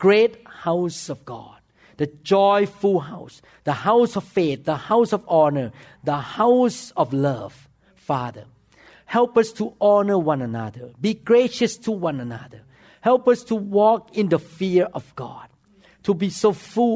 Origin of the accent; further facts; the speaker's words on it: Thailand; English is a second language; moved away as an adult; now in United States; I'm from foreign land. The first day I walk into the operating room, people look at me and shook their head. Because not only my accent was bad, number two, you know what? I walk into the operating room with bare feet and with the shoe cover on my feet. Because in Thailand, when we walk into the operating room, we wear the slipper.